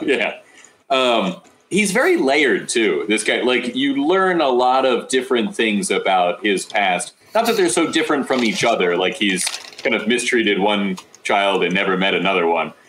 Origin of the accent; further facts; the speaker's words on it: Phoenixville, Pennsylvania, United States; I'm from Phoenixville